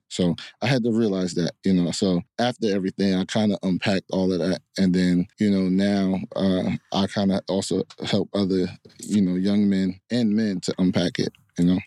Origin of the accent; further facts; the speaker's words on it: Hillside, New Jersey, United States; also born or lived in Newark; I was raised in Hillside.